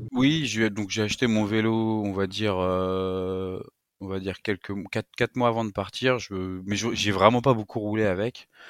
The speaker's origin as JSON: {"language": "French", "town": "Paris", "region": "Île-de-France", "country": "France", "tie": "born or raised there", "said": "je suis parisien, j'ai toujours vécu en région euh, parisienne"}